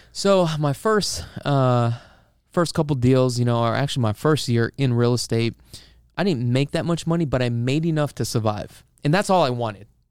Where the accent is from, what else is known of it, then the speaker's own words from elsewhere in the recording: Honolulu, Hawaii, United States; now in Las Vegas, United States; originally, um, I am from Honolulu, Hawaii, and, uh, I actually moved up here about twenty years ago